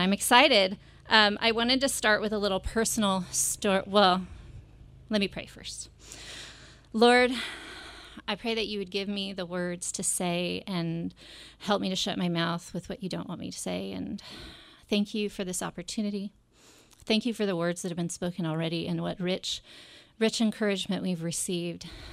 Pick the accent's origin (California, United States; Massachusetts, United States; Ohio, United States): California, United States; Monterey; moved away as an adult; this is my hometown